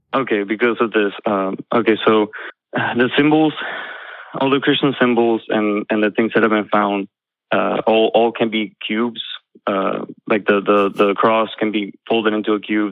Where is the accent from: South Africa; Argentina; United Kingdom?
Argentina; now in Jacksonville, United States; I'm from Argentina. Uh, I'm in Florida now, Jacksonville